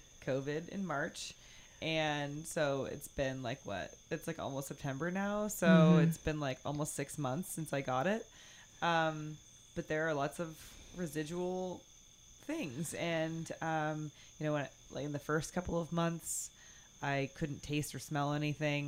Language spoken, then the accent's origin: English; near the Bay Area, California, United States; I grew up riding roller coasters because I grew up near the Bay Area in California